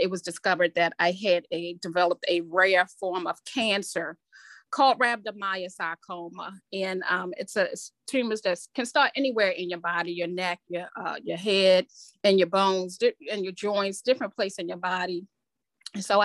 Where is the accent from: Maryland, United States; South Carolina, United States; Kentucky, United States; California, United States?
Maryland, United States; Baltimore; I was born and raised in Southwest Baltimore